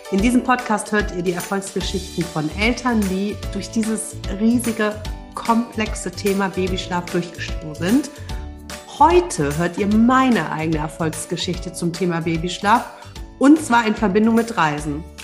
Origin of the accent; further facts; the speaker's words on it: Cologne, North Rhine-Westphalia, Germany; Nee, und ursprünglich komme ich aus Köln